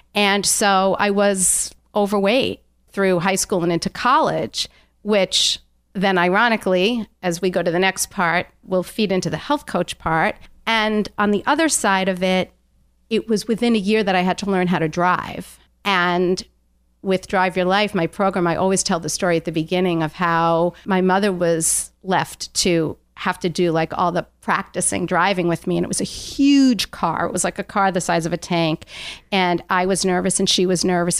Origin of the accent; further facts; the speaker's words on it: Long Island, New York, United States; I grew up on Long Island